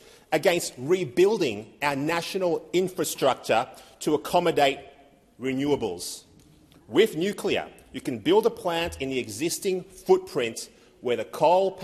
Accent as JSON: {"language": "English", "region": "Victoria", "country": "Australia", "said": "my home state of Victoria"}